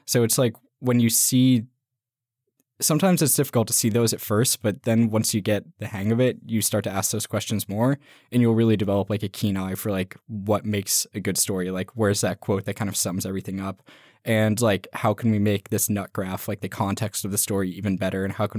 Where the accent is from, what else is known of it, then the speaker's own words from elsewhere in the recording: Clackamas, Oregon, United States; I'm from just outside Portland, Oregon. I grew up in Clackamas